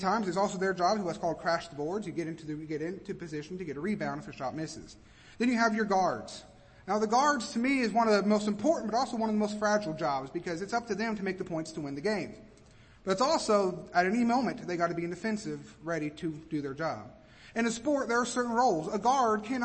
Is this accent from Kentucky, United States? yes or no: yes; Kentucky, United States; now in Georgia, United States; I'm from Kentucky